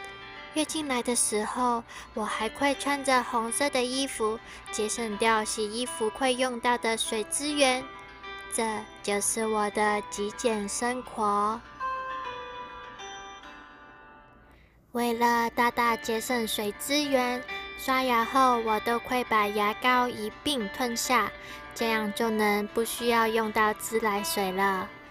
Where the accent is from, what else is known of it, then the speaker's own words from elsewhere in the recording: Hong Kong; 每次脱掉鞋子的时候，大家都会马上的问我：“你是不是香港人？”我都会很自豪的说：“对，我是香港人。”